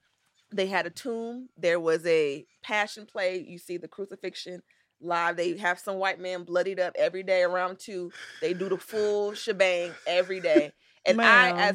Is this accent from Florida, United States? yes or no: yes; Florida, United States; Low-key white woman. Because of my upbringing. I grew up in Florida around a lot of, like, white-adjacent people.